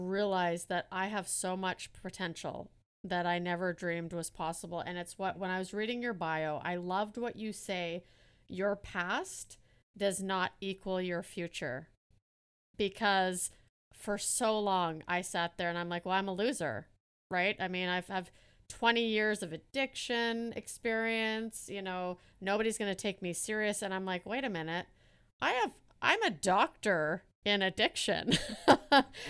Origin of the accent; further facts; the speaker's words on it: Canada; also born or lived in Netherlands; I was born in Holland and we moved to Canada when I was only one